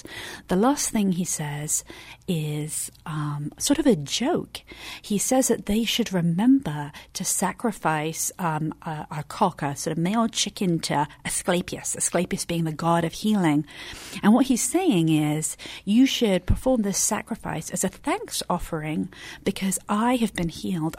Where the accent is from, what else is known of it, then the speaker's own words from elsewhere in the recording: England, United Kingdom; moved away; So I'm from England.